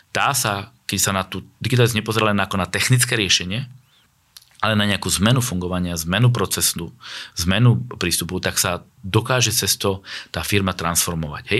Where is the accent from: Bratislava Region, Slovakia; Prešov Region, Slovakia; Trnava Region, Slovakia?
Prešov Region, Slovakia; Vranov nad Topľou; ja som sa narodil vo Vranove nad Topľou